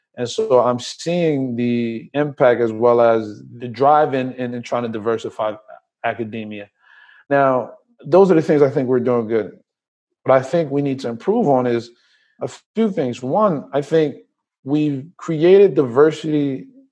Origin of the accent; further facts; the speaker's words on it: Trenton, New Jersey, United States; also born or lived in Liberia / Willingboro, New Jersey; I was born in Liberia, came here when I was about eight. I grew up in New Jersey, primarily in Trenton